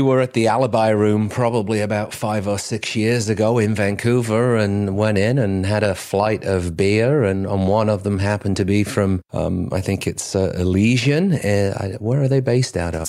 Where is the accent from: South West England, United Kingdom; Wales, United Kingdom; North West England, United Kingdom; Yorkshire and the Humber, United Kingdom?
North West England, United Kingdom; Cheshire; accent: English; now in Mayne Island, Canada; I'm originally from Cheshire, uh, just, uh, about thirty miles south of, of Manchester.